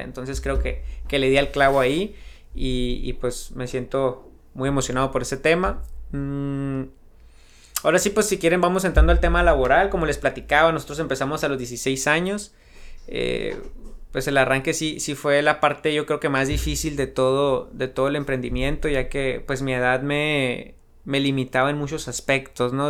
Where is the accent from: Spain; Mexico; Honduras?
Mexico; San Luis Río Colorado, Sonora; also born or lived in Phoenix, Arizona; un pueblo pequeño, pero la verdad que, que, me ha visto crecer y me ha dado muchísimo de lo que soy ahorita